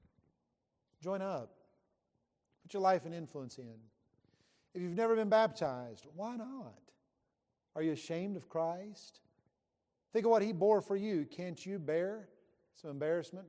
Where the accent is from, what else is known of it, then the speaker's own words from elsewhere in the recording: West Virginia, United States; I grew up in West Virginia